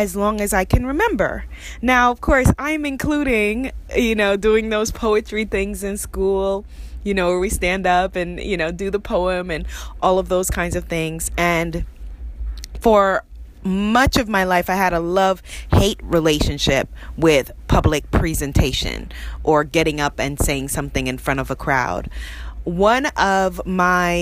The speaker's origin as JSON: {"language": "English", "town": "New York City", "region": "New York", "country": "United States", "tie": "born or raised there", "said": "I grew up in Queens, New York"}